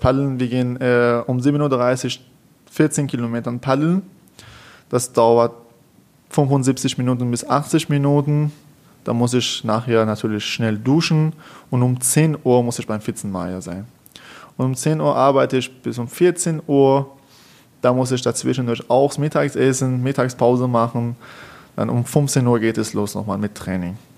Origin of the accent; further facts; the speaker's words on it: Iran; German is a second language; moved away as an adult; also born or lived in Tehran; now in Karlsruhe, Germany; in meinem Staat, in meinem Heimat, in Iran